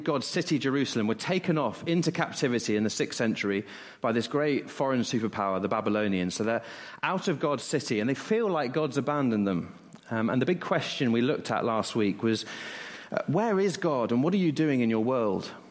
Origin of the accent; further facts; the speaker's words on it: West Country, South West England, United Kingdom; moved away; I grew up in the West Country, and not far away was Cheddar Gorge